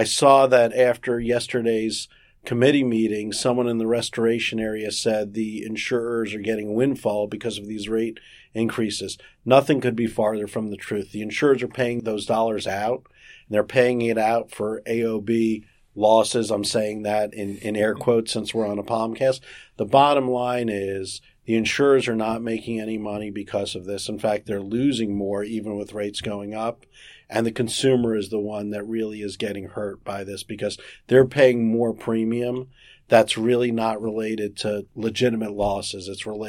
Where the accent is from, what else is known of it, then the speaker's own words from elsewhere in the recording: South Miami, Florida, United States; I'm a native Floridian. I was born in South Miami, Florida. I've lived here all my life.